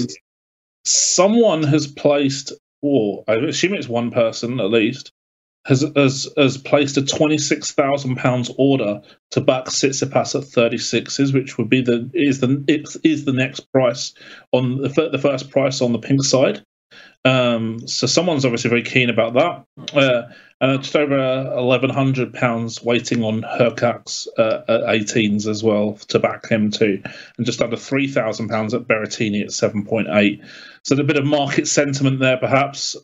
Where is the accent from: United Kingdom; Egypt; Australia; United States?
United Kingdom; being British